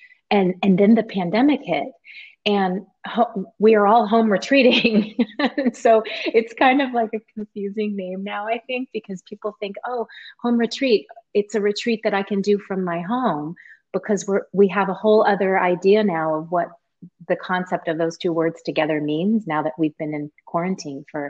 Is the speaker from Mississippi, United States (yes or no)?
no; California, United States; now in Seattle, United States; I grew up in California